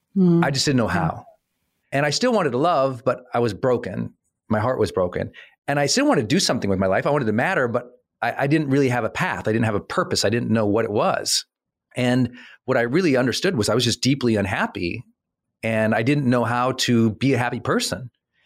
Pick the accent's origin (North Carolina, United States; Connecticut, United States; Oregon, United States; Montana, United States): Montana, United States; It wasn't, I want to do this, comma, but I'm an idiot from Montana, which I am.